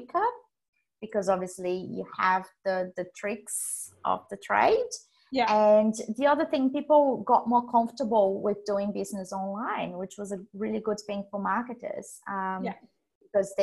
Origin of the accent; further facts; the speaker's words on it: Brazil; moved away as an adult; now in Australia; I was born in Brazil